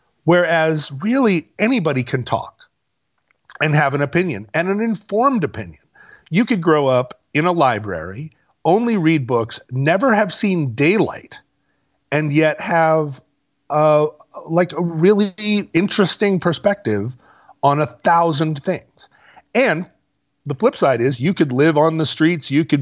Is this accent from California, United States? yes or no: yes; Oakland, California, United States; No, I grew up in East Oakland. Like I can talk about hip hop.